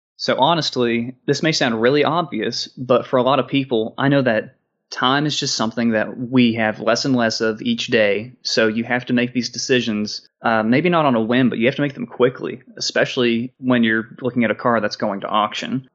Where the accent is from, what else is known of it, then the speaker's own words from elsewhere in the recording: Maryville, Tennessee, United States; I grew up in Maryville, Tennessee